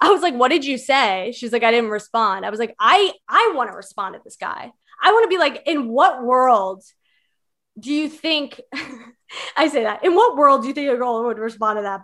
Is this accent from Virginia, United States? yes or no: yes; Virginia, United States; I'm from Virginia